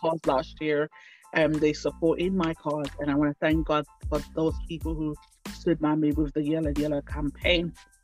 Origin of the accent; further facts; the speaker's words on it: Jamaica; now in United Kingdom; I'm from Jamaica